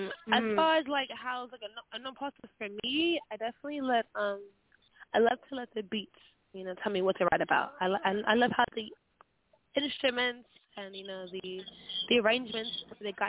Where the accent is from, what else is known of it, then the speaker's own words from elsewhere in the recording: Nigeria; I'm actually a Nigerian